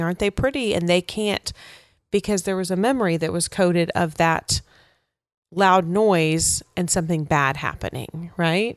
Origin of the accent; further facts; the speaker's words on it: West Texas, United States; I grew up in West Texas